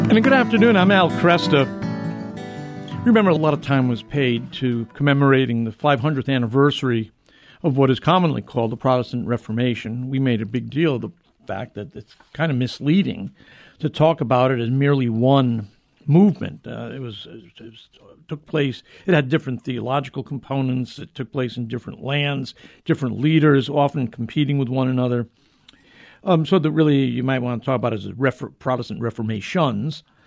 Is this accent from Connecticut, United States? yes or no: yes; New Haven, Connecticut, United States; the University of New Haven, my hometown